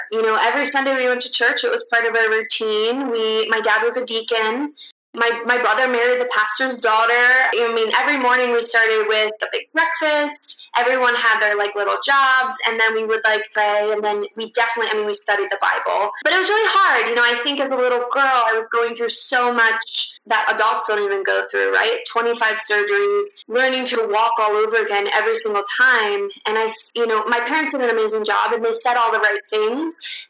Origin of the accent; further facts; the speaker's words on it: Russia; born there; I was born in Russia, born to a 16-year-old Russian girl, and due to a birth defect, she just couldn't take care of me.